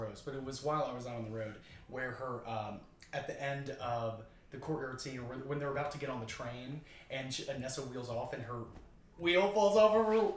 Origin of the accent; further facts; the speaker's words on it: Tuscaloosa, Alabama, United States; moved away; I am an actor living here in the city. I'm from Tuscaloosa, Alabama originally